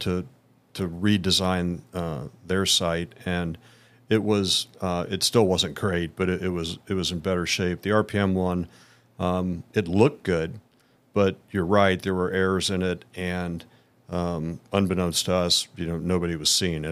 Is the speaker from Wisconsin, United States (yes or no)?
no; Indianapolis, Indiana, United States; born and raised in Indianapolis